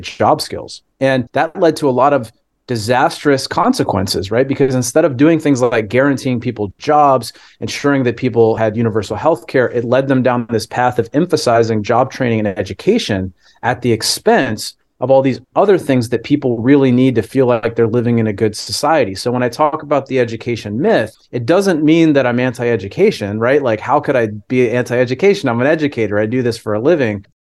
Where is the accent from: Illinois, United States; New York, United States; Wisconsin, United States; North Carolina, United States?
Wisconsin, United States; my home state of Wisconsin